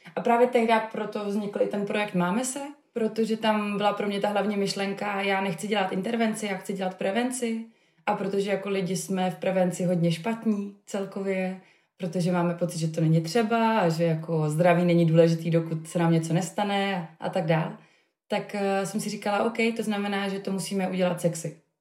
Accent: Havířov, Moravian-Silesian Region, Czechia; moved away as an adult; also born or lived in Prague; já jsem studovala psychologii v Praze, eh, kam jsem se odstěhovala z Havířova, odkud jsem původně

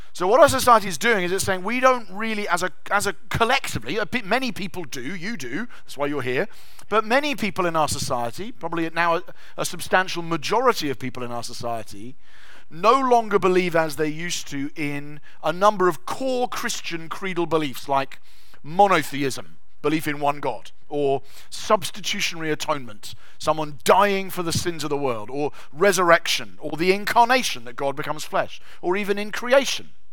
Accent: England, United Kingdom; we're English

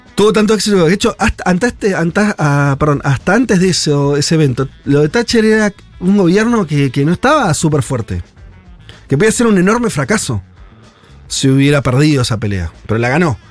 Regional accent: Argentina

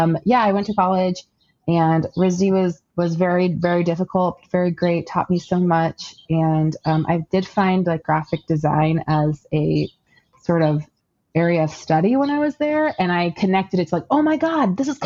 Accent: Florida, United States; I was born in Florida. I was born in Central Florida to an immigrant father who's from the Middle East.

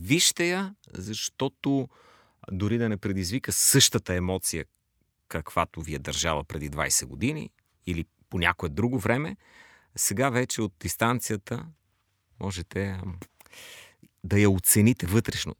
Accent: Bulgaria; ние, като българи

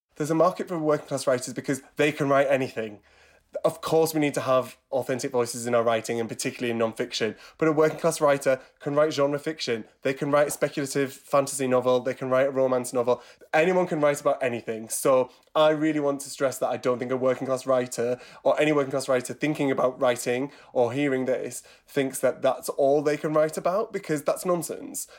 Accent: Teesside, North East England, United Kingdom; moved away; I'm originally from Teesside, grew up in a town near Middlesbrough, from a working class upbringing.

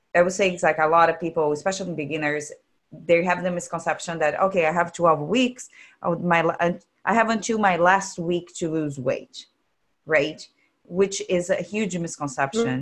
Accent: Brazil; English is a second language; moved away; I'm from Brazil

